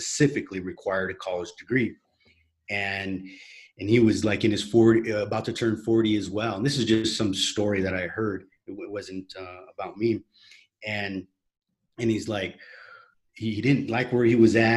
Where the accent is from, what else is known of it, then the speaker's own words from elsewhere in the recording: United States; moved away as an adult; now in Medellin, Colombia; I'm currently in Medellin, Colombia, and I'm an American